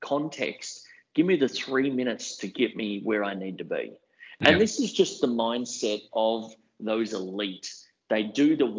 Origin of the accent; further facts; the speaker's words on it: Brisbane, Queensland, Australia; I'm a young guy, but I grew up in Brisbane